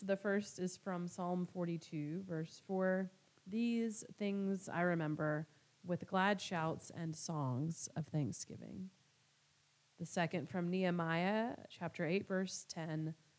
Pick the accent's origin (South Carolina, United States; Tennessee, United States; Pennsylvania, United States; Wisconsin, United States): South Carolina, United States; moved away as an adult; also born or lived in Northern Ireland / Decatur, Georgia; now in Dayton, United States; So I grew up in South Carolina and lived there most of my, all of my childhood and into young adulthood. Spent a year doing a young adult volunteer year of service in Northern Ireland, and then came back and went to seminary